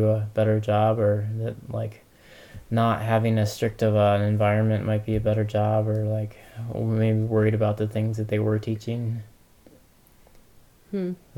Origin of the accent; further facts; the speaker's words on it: Ohio, United States; I grew up in Ohio, in a small town.